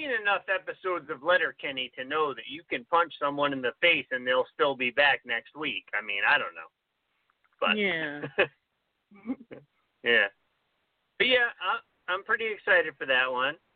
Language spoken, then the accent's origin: English; New Jersey, United States; I can't pronounce his name because I'm from New Jersey